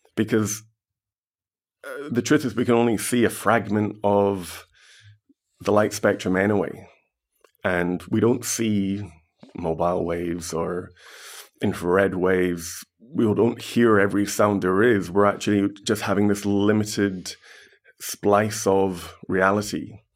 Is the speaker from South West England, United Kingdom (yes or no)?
no; Glasgow, Scotland, United Kingdom; I was born and bred in Glasgow.